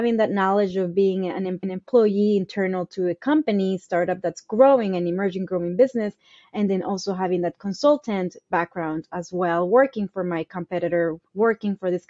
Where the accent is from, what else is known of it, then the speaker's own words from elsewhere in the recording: East Coast, United States; And I come from the East Coast in the South.